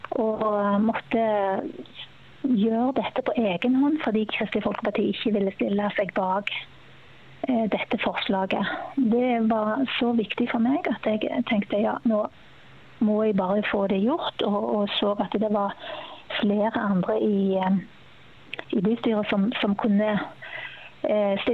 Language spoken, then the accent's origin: Norwegian; Sandnes, Rogaland, Norway; now in Bergen, Norway; Jeg kommer jo opprinnelig fra Sandnes, men har bodd i Bergen i 26 år, så da er det vel bare snart dialekten igjen, tenker jeg.